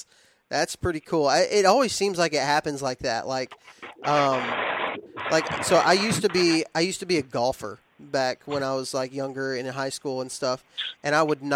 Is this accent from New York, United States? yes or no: no; Texas, United States; I was raised in West Texas where you hunt over corn feeders and things like that. Like that's just how I was raised.